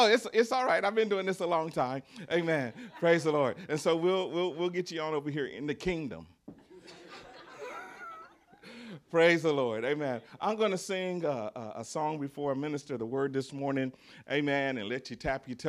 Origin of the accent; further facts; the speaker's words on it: the South, United States; accent: Southern; I'm a Southerner. So I say words different from you do.